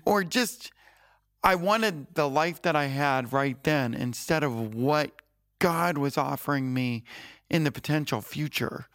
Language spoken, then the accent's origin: English; Florida, United States; moved away as an adult; I was from Florida